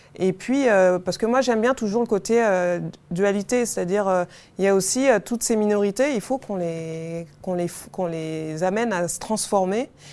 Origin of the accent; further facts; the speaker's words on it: Paris, Île-de-France, France; je suis une Parisienne